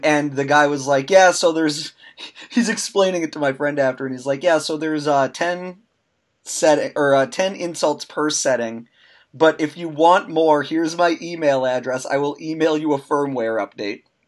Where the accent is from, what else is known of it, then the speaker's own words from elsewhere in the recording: United States; We're American